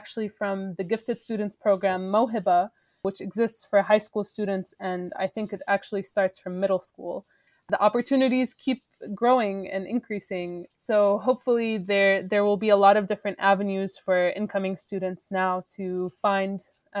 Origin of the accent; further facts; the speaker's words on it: Saudi Arabia; also born or lived in Syria; Well, so I grew up in Saudi Arabia, but my family is originally Syrian. I spent almost a third of my life in Syria, though not continuously.